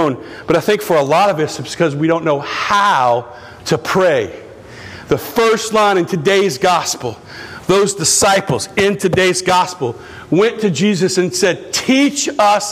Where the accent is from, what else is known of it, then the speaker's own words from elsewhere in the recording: Houma, Louisiana, United States; I'm from Houma